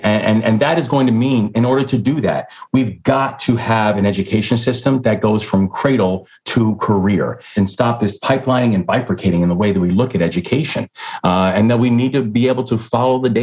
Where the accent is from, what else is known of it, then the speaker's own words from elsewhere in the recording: Baltimore, Maryland, United States; also born or lived in London; the Baltimore Sun, which is my hometown paper